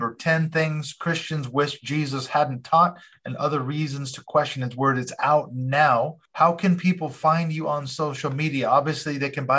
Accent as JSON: {"language": "English", "town": "Seattle", "region": "Washington", "country": "United States", "moved": "as an adult", "lives_now": "United Kingdom", "said": "I'm originally from Seattle, Washington, but I've lived over here in the UK for almost 16 years now."}